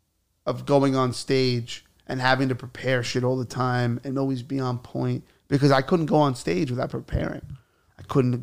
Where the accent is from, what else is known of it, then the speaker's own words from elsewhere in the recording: Alabama, United States; born there; I was born in Alabama, and we didn't have gyms back then. We had hay.